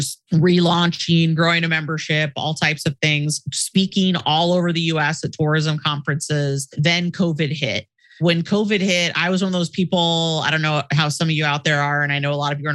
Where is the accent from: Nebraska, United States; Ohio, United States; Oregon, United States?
Oregon, United States; Portland; I'm originally from Portland, Oregon on the West Coast. So I moved back home